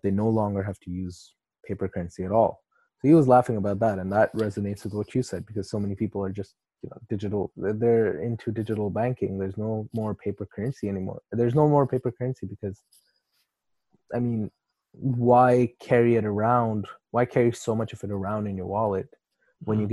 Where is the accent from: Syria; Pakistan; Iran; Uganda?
Pakistan; moved away; also born or lived in Canada; I'm from Pakistan